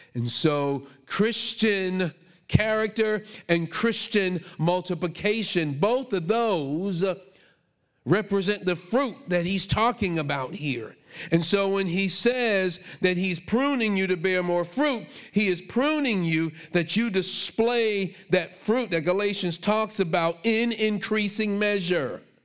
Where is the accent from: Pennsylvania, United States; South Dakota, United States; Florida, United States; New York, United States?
New York, United States; New York City; growing up in Brooklyn